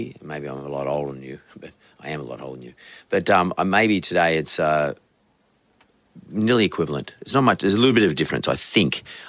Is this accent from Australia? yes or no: yes; Sydney, New South Wales, Australia; I come from the west of Sydney. I grew up there. I left when I was 18.